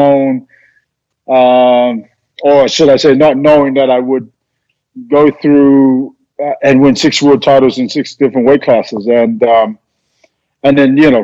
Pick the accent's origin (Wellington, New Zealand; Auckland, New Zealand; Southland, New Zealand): Auckland, New Zealand; We were raised in Auckland